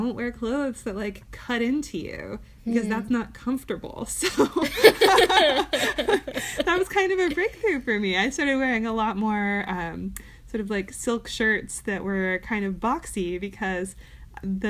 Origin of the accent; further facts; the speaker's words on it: Ann Arbor, Michigan, United States; I grew up in Ann Arbor